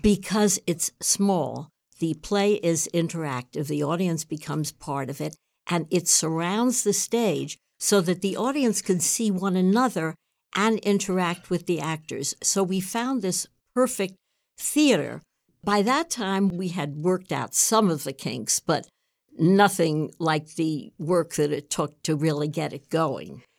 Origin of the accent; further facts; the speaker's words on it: New York City, New York, United States; I grew up in New York City.